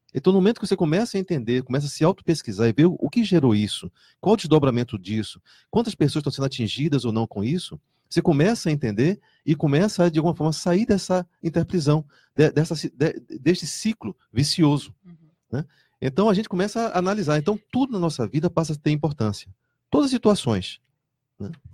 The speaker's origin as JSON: {"language": "Portuguese", "town": "Salvador", "region": "Bahia", "country": "Brazil", "moved": "yes", "lives_now": "Foz do Iguaçu, Brazil", "said": "eu venho de Salvador"}